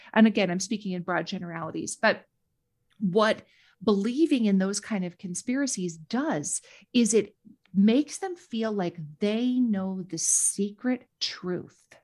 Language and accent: English; Minnesota, United States; accent: Minnesota; also born or lived in Washington D.C.; I was not born in the Midwest, but I moved here as a very young child. I moved to Minnesota when I was 4